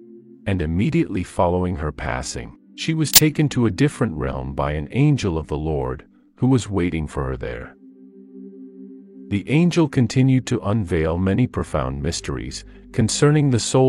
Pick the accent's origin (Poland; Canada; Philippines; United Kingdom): United Kingdom; now in Italy; Although I am currently based in Italy, I was born and raised in the United Kingdom.